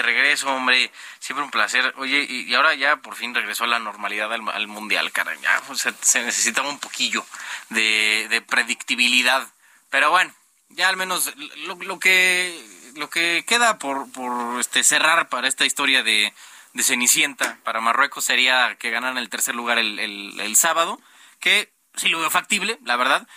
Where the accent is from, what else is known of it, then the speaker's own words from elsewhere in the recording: Mexico; como ciudadanos mexicanos